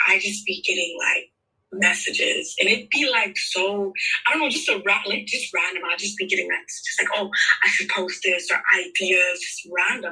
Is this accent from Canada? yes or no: yes; Canada; I'm Canadian